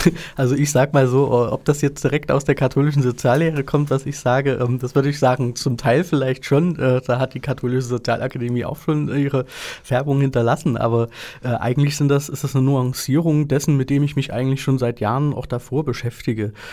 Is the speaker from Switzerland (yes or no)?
no; Leipzig, Saxony, Germany; now in Vienna, Austria; aber in Leipzig zum Beispiel, wo ich herkomme, da hat man den, den damaligen ähm, oder den heutigen Augustusplatz ähm, so zugebaut